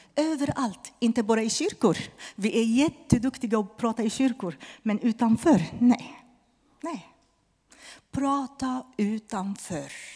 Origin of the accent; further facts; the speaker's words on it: Lebanon; Swedish is a second language; now in Sweden; han var libanes från mitt hemland